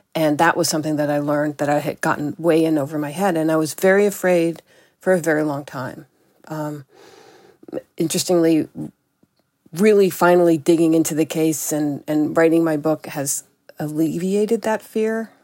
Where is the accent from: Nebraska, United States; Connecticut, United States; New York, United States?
New York, United States; New York City; moved away; I grew up in New York City at a time when it was very violent.